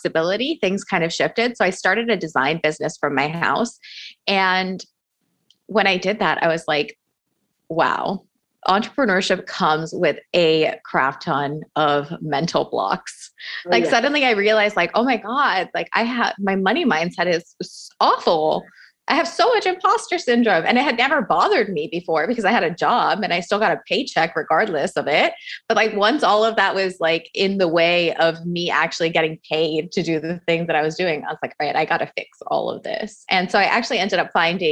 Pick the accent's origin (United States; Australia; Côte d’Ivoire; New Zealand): United States; Miami, Florida; I grew up Cuban American in Miami